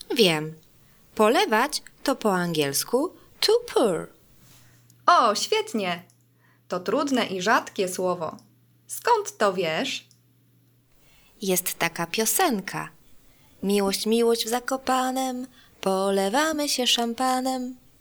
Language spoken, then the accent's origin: Polish; Germany; Polish is a second language; now in Warsaw, Poland; Jestem Niemką, ale teraz mieszkam w Polsce. Uczę się polskiego